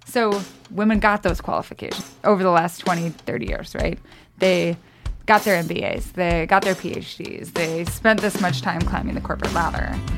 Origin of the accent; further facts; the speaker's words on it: Lewiston, Idaho, United States; also born or lived in Austin, Texas; now in Missoula, United States; I grew up in Lewiston